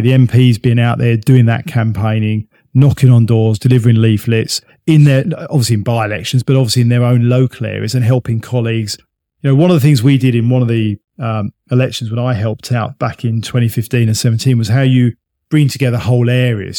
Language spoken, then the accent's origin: English; United Kingdom; we're British